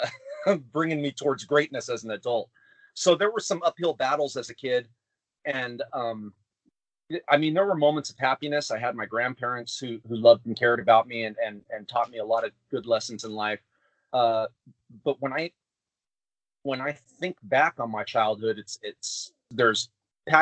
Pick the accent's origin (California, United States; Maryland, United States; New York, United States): California, United States; Anaheim; I'm born and raised in California. There's a place in California called Anaheim, which is where Disneyland's at. And that's where I was born and raised